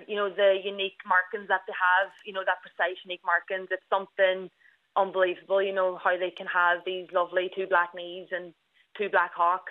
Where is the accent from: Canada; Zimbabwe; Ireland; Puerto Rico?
Ireland; Ballybofey, Ulster; I'm 25 years old and I'm from Ballybuffet, which is a small town in Donegal.